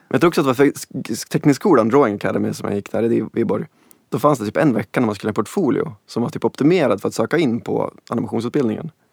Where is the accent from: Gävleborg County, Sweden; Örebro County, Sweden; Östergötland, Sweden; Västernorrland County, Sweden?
Västernorrland County, Sweden; Sundsvall; 82, Sundsvall